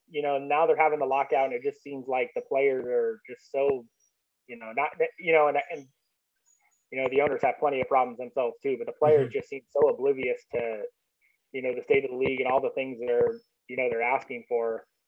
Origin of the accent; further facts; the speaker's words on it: Orange County, California, United States; I grew up in Orange County, so I actually kind of take offense to the Los Angeles name.